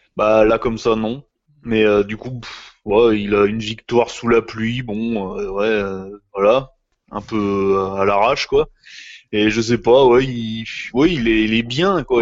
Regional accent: France; chez nous, en France

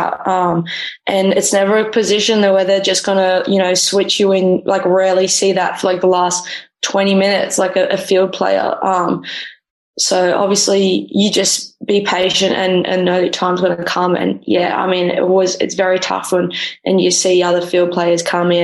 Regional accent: Australia; also born or lived in Los Angeles, United States / Norway; now in Malmö, Sweden; I'm an Australian keeper

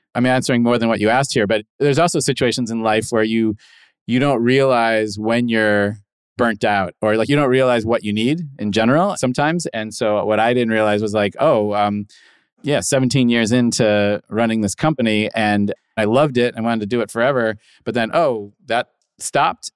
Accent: Midwest, United States; moved away; I was a kid from the Midwest

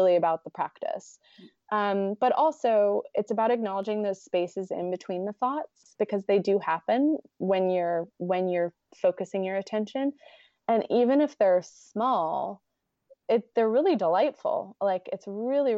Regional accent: United States; me being American

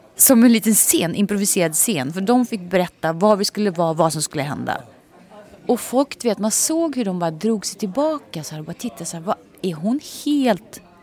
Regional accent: Nyköping, Södermanland, Sweden; moved away; jag kommer från Nyköping

